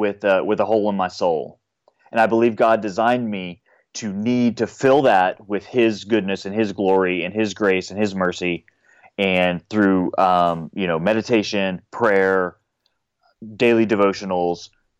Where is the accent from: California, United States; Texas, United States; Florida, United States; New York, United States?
Texas, United States; San Antonio; moved away as an adult; also born or lived in Los Angeles; now in Nashville, United States; grew up, born and raised in San Antonio.